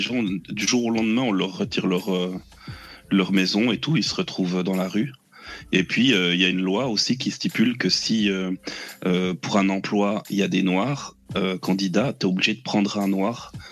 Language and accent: French; Switzerland; je suis suisse